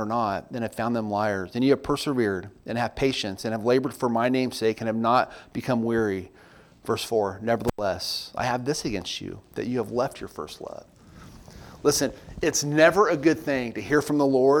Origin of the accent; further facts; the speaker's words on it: Southern California, United States; now in Pigeon Forge, United States; I grew up out west in Southern California